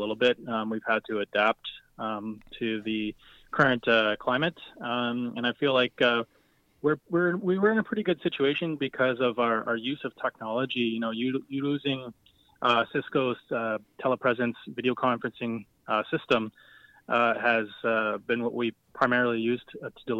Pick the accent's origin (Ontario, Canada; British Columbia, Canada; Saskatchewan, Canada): Ontario, Canada; Wasauksing First Nation; first language Ojibwe; English is a second language; I'm Ojibwe from Wasaksing First Nation